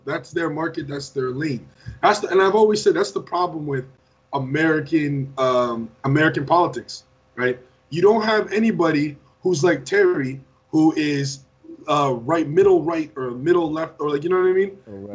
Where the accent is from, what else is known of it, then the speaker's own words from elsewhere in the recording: Canada; growing up in Canada